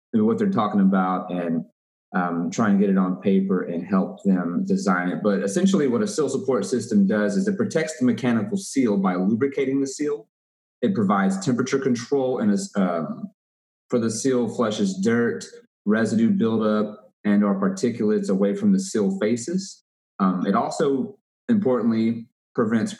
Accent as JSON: {"language": "English", "town": "Waco", "region": "Texas", "country": "United States", "said": "I'm from Waco, Texas."}